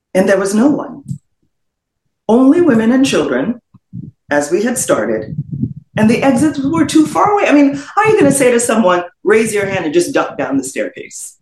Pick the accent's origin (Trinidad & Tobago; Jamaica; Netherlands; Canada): Trinidad & Tobago; moved away as an adult; also born or lived in Florida, United States; now in United States; in the Twin Island Republic of Trinidad and Tobago. I spent all of my formative years there and moved to the United States when I was just shy, just about a couple weeks shy of turning 21